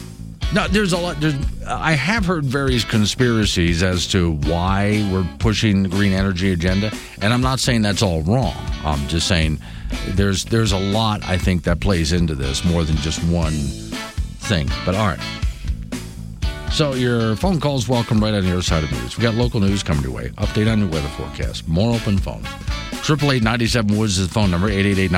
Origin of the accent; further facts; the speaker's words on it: South Florida, United States; now in Wyoming, United States; since I was in Florida, you can actually get on your radio station in Florida, South Florida especially, the Radio Havana, Voice of Cuba, essentially.